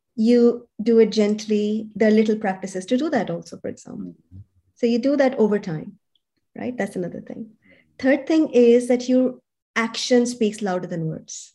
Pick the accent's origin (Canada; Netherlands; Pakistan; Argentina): Pakistan; moved away as an adult; also born or lived in Europe; now in Sydney, Australia; I come from Pakistan